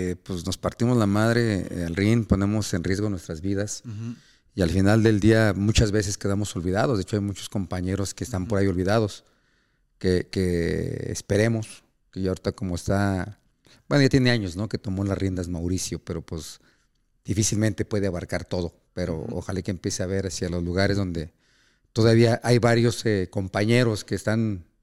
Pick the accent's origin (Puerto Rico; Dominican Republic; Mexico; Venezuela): Mexico; yo como mexicano también.